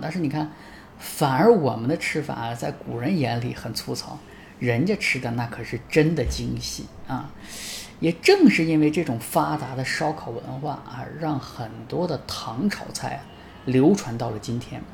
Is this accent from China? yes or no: yes; China; 我们中国人真的是一个很好吃的民族